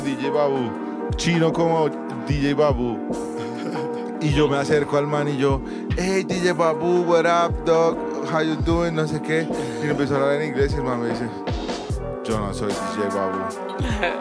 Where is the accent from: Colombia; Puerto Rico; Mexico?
Colombia; Bogotá, Bogotá Capital District; accent: rolo; nuestro acento rolo